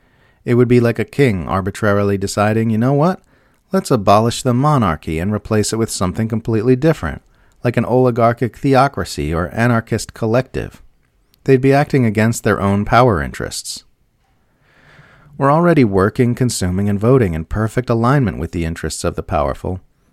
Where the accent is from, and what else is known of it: Australia